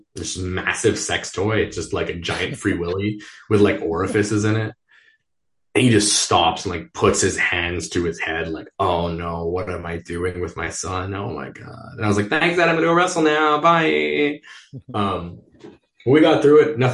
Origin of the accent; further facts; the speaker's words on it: Montreal, Quebec, Canada; I grew up in the West Island of Montreal, which is like the one English island in a very French province.